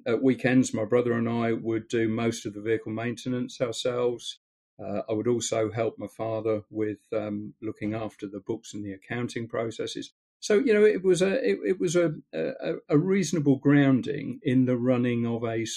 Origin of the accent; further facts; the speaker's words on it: Stamford, East Midlands, United Kingdom; we're from Stamford in Lincolnshire